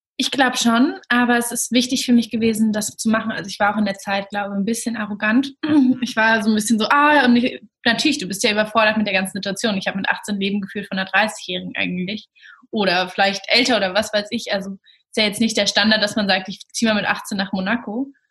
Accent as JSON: {"language": "German", "region": "Berlin", "country": "Germany", "said": "Ich komme aus Berlin"}